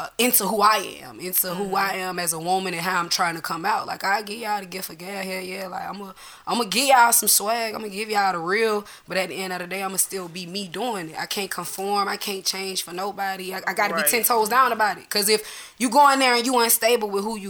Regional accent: Atlanta, Georgia, United States; I grew up in Adamsville, you know, from the west side of Atlanta

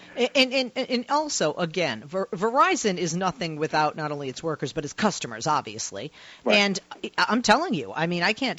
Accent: Massachusetts, United States; now in California, United States; I am in California, but I'm originally from Massachusetts. So that home state of mine

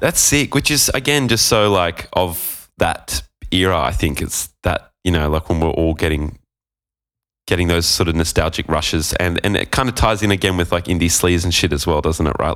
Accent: Gold Coast, Queensland, Australia; moved away as an adult; also born or lived in Sydney; I was from the Gold, Gold Coast. We moved to Sydney

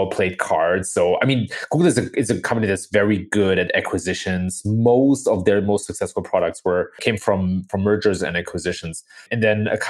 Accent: Germany; moved away as an adult; now in United States; I was born and raised in Germany, the son of an American father and of a German mother

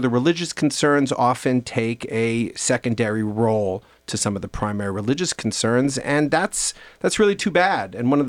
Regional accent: Long Island, New York, United States; I was born in 1976. The last quarter of the 20th century was one in which the emphasis, I grew up on Long Island in New York

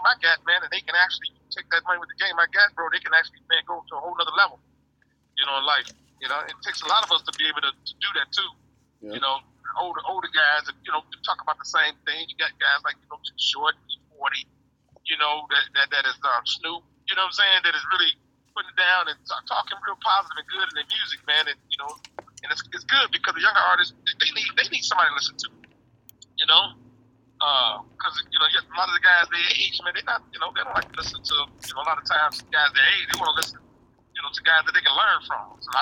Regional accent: Gary, Indiana, United States; when you grow up in Gary, Indiana

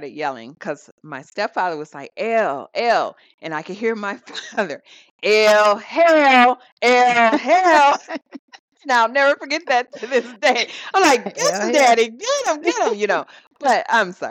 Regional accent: South Dakota, United States; growing up in South Dakota, my mother and my stepfather were in the armed services

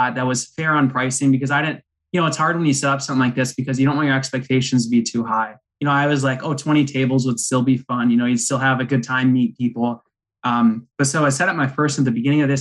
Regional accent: Pittsville, Wisconsin, United States; I'm from Pittsville, Wisconsin, which is a very small town. If you look it up, 800 people, that's, you know, where we live today

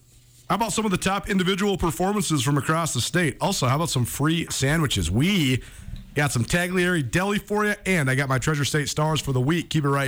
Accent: Missoula, Montana, United States; when I was a little kid growing up in Missoula, I used to love listening to Craig Johnson on the radio.

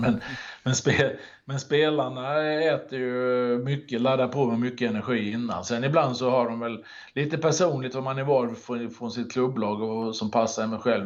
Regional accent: Halmstad, Halland County, Sweden; moved away as an adult; also born or lived in Norrköping; now in Lidingö, Sweden; Född och uppvuxen i Halmstad och bodde där i väldigt många år innan det blev Norrköping. Och nu bor jag på, i Stockholm ute på Lidingö

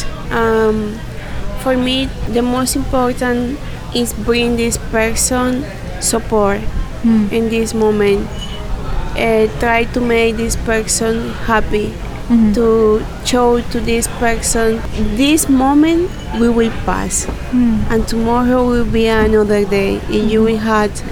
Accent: Colombia; English is a second language; now in Tulum, Mexico; I'm from Colombia, and I live here in Tulum

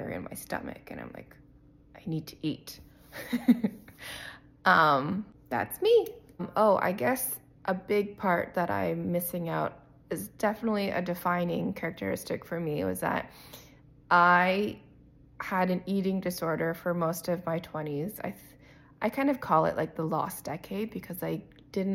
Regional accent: Windsor, Ontario, Canada; I was raised in Windsor, Ontario, Canada, by immigrant parents

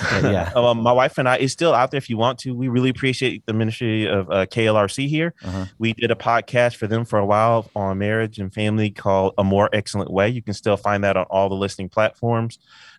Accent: Albion, Michigan, United States; also born or lived in Pensacola, Florida; I grew up in a little town called Albion, Michigan with my family. Then we moved to Pensacola, Florida. So my life is kind of split in half in that way

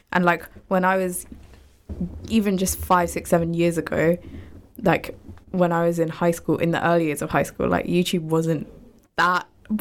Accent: Luton, East of England, United Kingdom; we grew up in Luton, which is obviously a very, how do I say it? We have a lot of Asians here and a lot of Muslims here as well

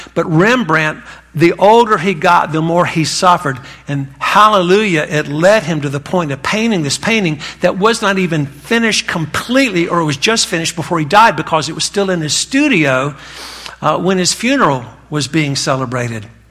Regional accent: North Carolina, United States; accent: Southern; I was raised in North Carolina. That's where this accent comes from

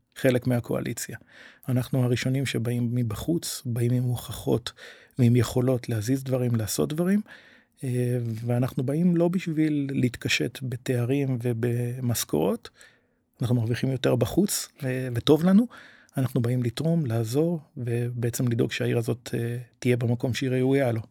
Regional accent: Kiryat Shmona, Northern District, Israel; now in Netanya, Israel; בקריית שמונה גדלנו בבניין של 16 משפחות

